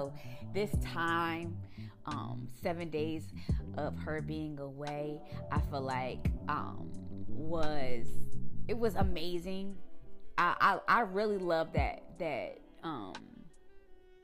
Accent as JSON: {"language": "English", "town": "Suitland", "region": "Maryland", "country": "United States", "tie": "born or raised there", "also_born_or_lived": "Washington, District of Columbia, United States / Camp Springs, Maryland", "said": "I lived in Suitland with my grandparents."}